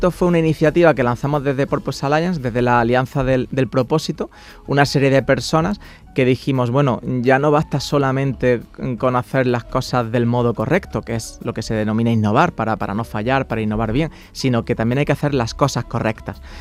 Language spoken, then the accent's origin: Spanish; Granada, Andalusia, Spain; moved away